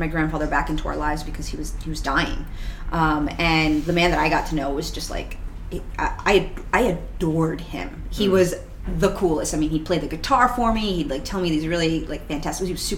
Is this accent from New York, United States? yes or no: yes; New York City, New York, United States; also born or lived in Astoria, Queens; I was born in Queens, so I don't live too far from here. I live in Astoria now.